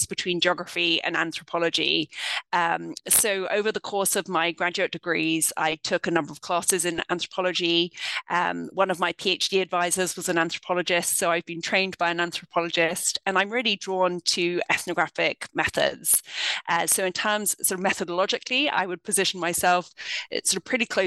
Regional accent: London, United Kingdom; moved away as an adult; now in United States; I grew up in the United Kingdom. I'm from London

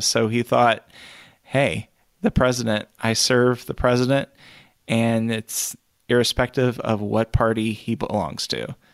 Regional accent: Kentucky, United States; here he's buried in my home state.

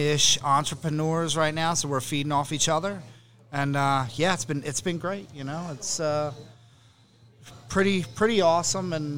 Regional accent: Pitman, New Jersey, United States; I was born and raised in Pittman, graduated from Pittman High. Lived here my entire life.

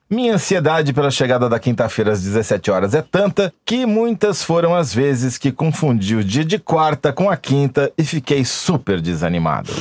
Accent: Matão, São Paulo, Brazil; eu sou de Matão

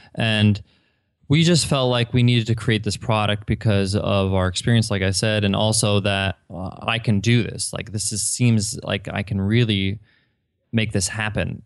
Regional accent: Long Island, New York, United States; moved away; I grew up in Long Island

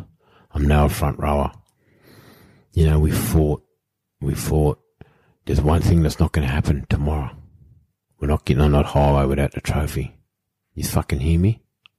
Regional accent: England, United Kingdom; accent: pommy; I know I've got a shit pommy accent.

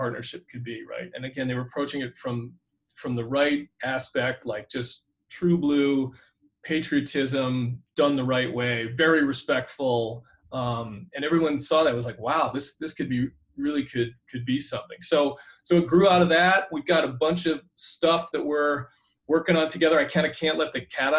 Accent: Natick, Massachusetts, United States; moved away; I grew up in Natick, Massachusetts

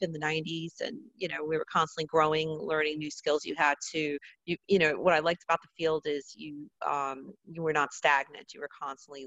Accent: New Jersey, United States; I grew up in North Jersey, right outside New York City

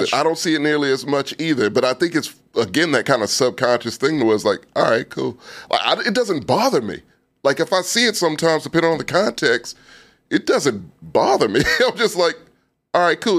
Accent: Texas, United States; born or raised there

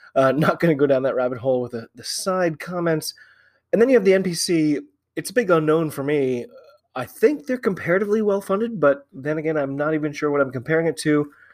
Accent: United States; I'm an American

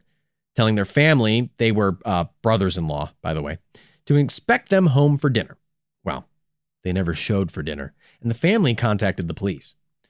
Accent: Illinois, United States; let's head to my home state of Illinois.

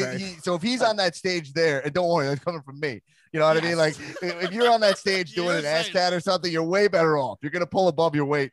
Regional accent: New York City, New York, United States; because I'm a New York guy also. There is this thing growing up in New York

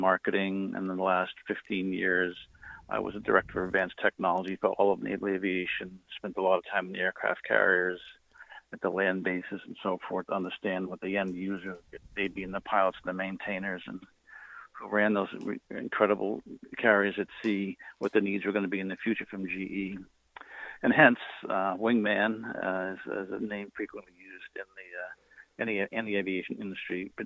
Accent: Somerville, Massachusetts, United States; now in West Barnstable, United States; I'm a Massachusetts native. I grew up in, born and raised in Somerville, Mass

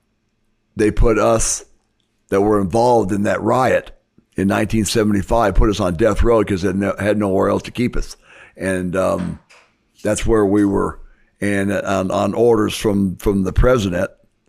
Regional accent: Arizona, United States; moved away; also born or lived in Miami; When we grew up in Arizona in the 50s and 60s was idyllic.

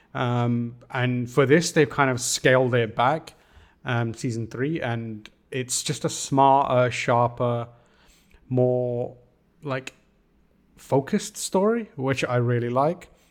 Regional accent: United Kingdom; as a British person

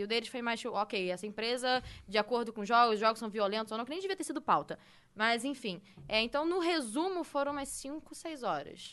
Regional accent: Rio de Janeiro, Brazil; now in São Paulo, Brazil

